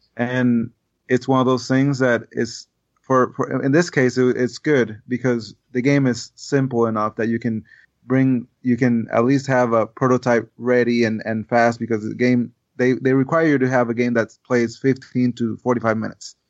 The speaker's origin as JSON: {"language": "English", "country": "Puerto Rico", "tie": "born or raised there", "second_language": "English", "said": "growing in Puerto Rico, I, I, you know, Spanish is the main language there. And I learned English by the time I was nine"}